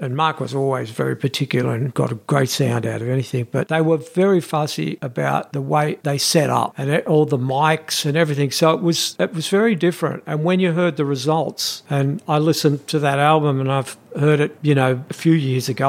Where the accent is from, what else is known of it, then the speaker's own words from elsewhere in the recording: Australia; we come from Australia